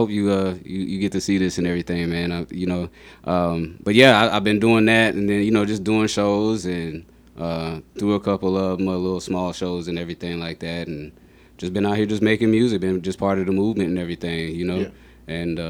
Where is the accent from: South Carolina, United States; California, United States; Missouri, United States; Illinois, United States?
South Carolina, United States; also born or lived in Germany; Well, you know, I was born in Germany, raised in South Carolina, and then from there, like, I moved around a lot.